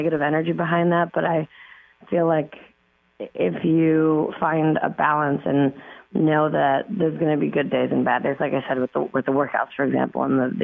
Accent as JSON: {"language": "English", "town": "Toronto", "region": "Ontario", "country": "Canada", "tie": "born or raised there", "said": "I grew up in Toronto. I lived there."}